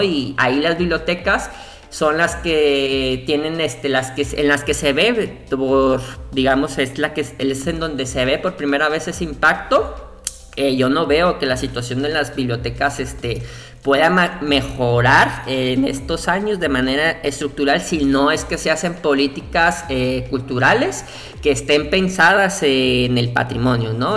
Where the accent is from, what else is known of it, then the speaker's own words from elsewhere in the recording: Colima, Mexico; nosotros tenemos un fuerte problema acá en rancho, somos de Colima.